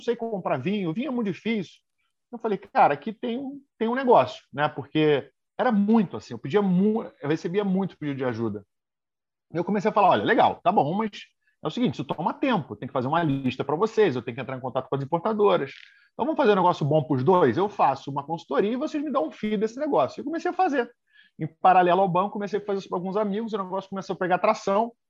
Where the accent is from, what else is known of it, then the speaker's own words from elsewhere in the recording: Rio de Janeiro, Brazil; moved away as an adult; now in São Paulo, Brazil; comecei no Rio de Janeiro, eu sou do Rio, né? E aí, em 2009, vim aqui para São Paulo